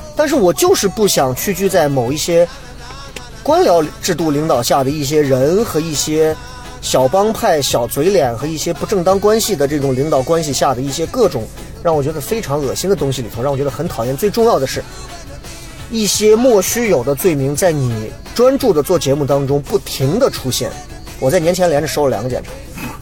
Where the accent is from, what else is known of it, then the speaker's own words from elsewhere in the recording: Xi'an, Shaanxi, China; accent: Xi'an dialect; 所有人在各种地方说，哎呀，我就要听你说西安话，我觉得对我是一种束缚